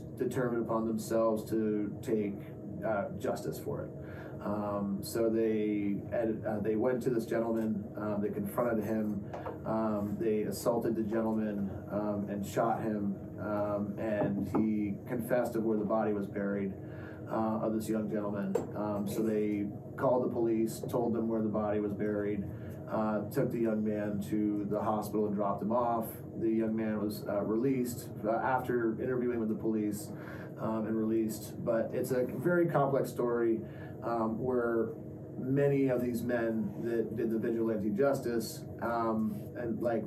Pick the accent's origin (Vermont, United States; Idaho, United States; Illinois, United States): Vermont, United States; now in California, United States; when I was growing up in Vermont